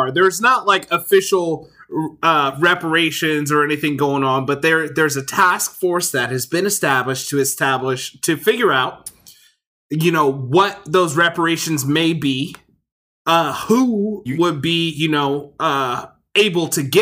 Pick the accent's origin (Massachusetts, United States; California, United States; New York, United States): California, United States; really excited as a Californian to try